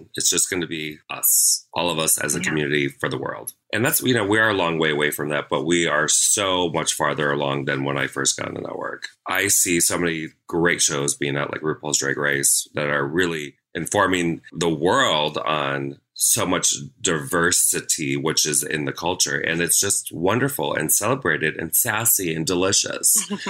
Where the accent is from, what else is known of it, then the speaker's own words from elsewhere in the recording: Midwest, United States; I'm from the Midwest. We tease because we love.